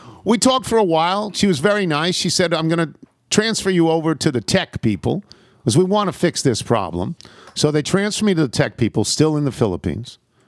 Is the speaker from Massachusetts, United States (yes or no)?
no; Crawfordsville, Indiana, United States; born or raised there